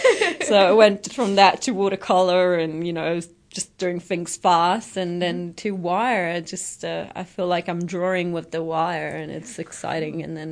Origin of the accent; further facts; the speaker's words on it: Italy; English is a second language; moved away as an adult; also born or lived in United Kingdom; I'm from Italy, born and raised, moved out when I was 18, lost the accent a little bit.